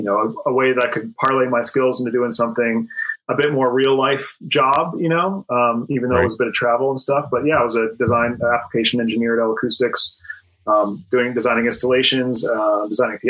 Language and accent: English; Middlebury, Vermont, United States; moved away as an adult; also born or lived in North Carolina; I grew up in Middlebury, Vermont, which despite being a small town in Vermont